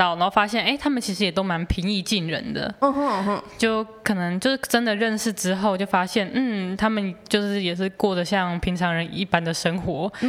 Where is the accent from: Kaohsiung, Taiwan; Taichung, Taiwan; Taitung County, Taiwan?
Taichung, Taiwan; moved away as an adult; now in Taipei, Taiwan; 因为我那时候我台中人，我第一次上来台北念书